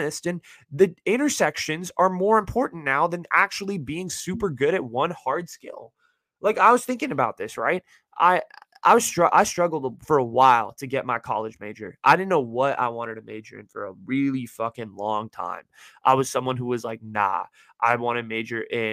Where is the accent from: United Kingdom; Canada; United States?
United States; Bay Area, California; I live in the Bay Area, born and raised.